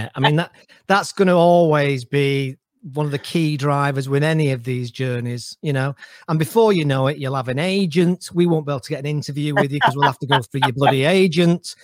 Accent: Manchester, North West England, United Kingdom; So I'm lived and brought up, born and brought up in Manchester, school in Manchester.

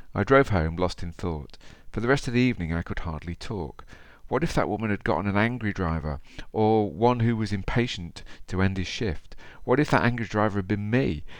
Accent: Derby, East Midlands, United Kingdom; accent: Derby; my Derby accent

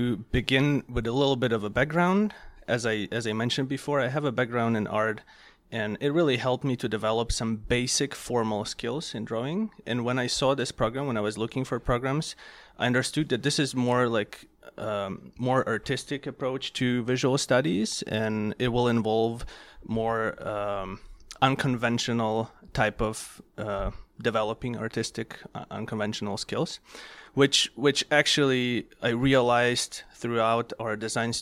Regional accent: Ukraine; moved away as an adult; now in United States; I came from Europe, Ukraine in particular

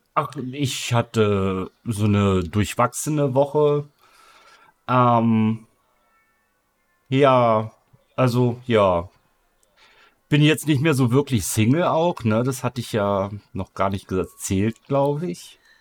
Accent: Northern Germany, Germany; ich komme hier immer noch aus dem Norden

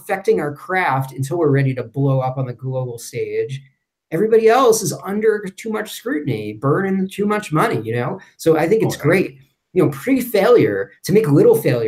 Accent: New York, United States; moved away as an adult; also born or lived in Louisville, Kentucky / Cincinnati, Ohio; I'm originally from New York, born and raised

